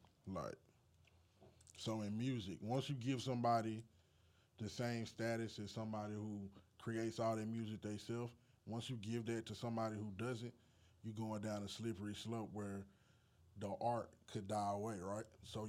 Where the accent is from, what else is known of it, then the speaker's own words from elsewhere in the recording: Texas, United States; I'm from Texas